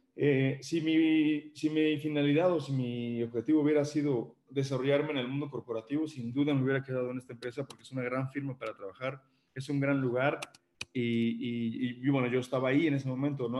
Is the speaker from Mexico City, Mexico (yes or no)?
yes; Mexico City, Mexico; moved away as an adult; now in Puebla, Mexico; yo soy originario de la Ciudad de México, me vine a vivir para acá, para Puebla, por razones familiares